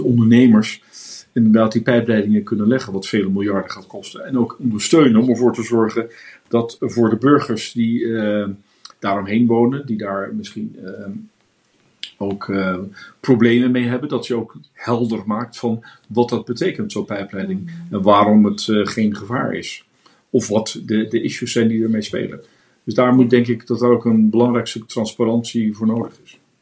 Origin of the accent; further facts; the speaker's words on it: Netherlands; now in Hamburg, Germany; wij als Nederlanders